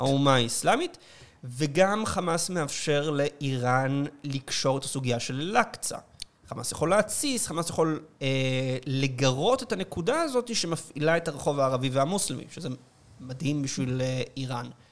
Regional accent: Israel

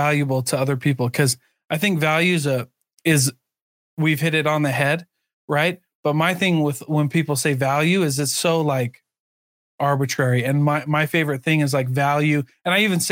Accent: Midwest, United States; moved away; I grew up in the Midwest

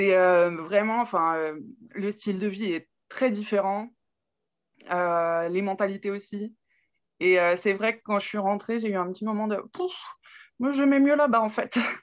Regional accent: Burgundy, Saône-et-Loire, Bourgogne-Franche-Comté, France; now in Cerquigny, France; à la base, je suis de Bourgogne, en Saône-et-Loire, exactement.

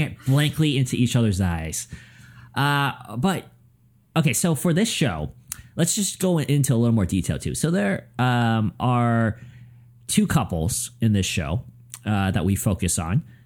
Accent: United States; I'm American

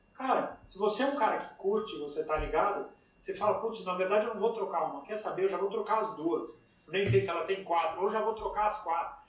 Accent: Brazil; now in United States; eu fui criado no Brasil gostando dos carros fabricados no Brasil.

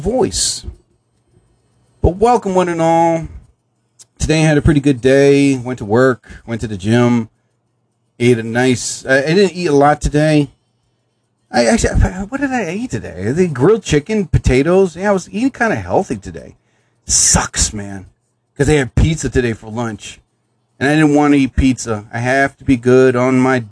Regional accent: New Jersey, United States; I'm from New Jersey. We still have this 70-something weather

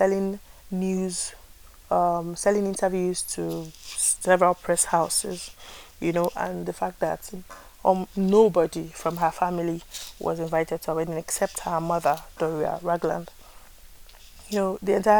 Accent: Nigeria; I am a Nigerian.

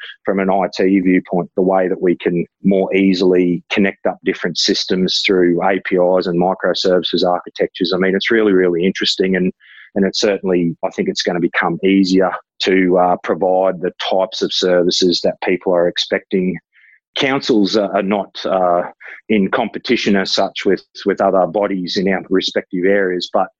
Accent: Ipswich, Queensland, Australia; I was born in Ipswich, haven't lived in Ipswich my whole life, but have sort of always sort of lived in the sort of outer region

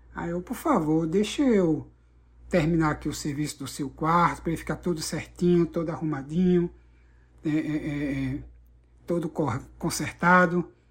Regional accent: Recife, Pernambuco, Brazil; moved away as an adult; now in Orlando, United States; eu moro atualmente, estou morando aqui nos Estados Unidos, né, em Orlando, é, mas eu sou natural de Recife, Pernambuco.

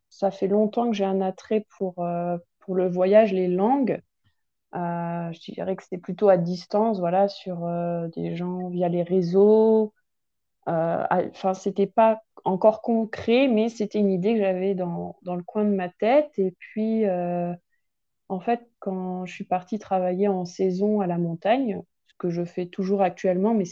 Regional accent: Grand Est, France; j'ai 26 ans, donc je viens de Champagne, où j'ai vécu la majeure partie de mon temps

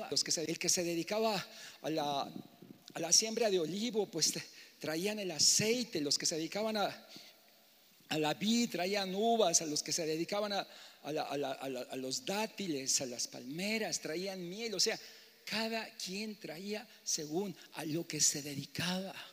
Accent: Mexico City, Mexico; moved away; porque pues yo vengo de la Ciudad de México, al principio vienes, imagínate yo venía en los años 85, 80, era un pueblote, ¿no?

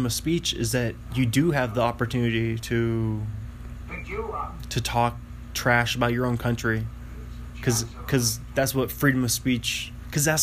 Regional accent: Bothell, Washington, United States; moved away as an adult; also born or lived in Pullman, Washington; now in Los Angeles, United States; I moved from home, from Bothell to Pullman to Los Angeles

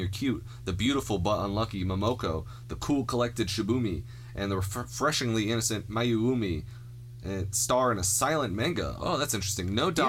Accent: United States; I'm an American.

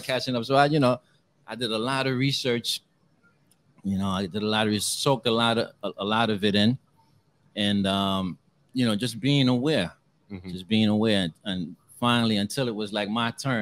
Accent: Bronx, New York, United States; also born or lived in Saint Lucia; And I grew up in the Soundview area, Bronx River, Soundview, you know.

